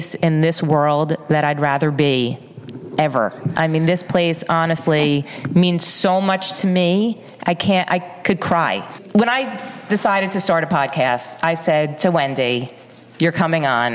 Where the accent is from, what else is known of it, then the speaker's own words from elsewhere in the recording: Livingston, New Jersey, United States; I was born and bred in Livingston, New Jersey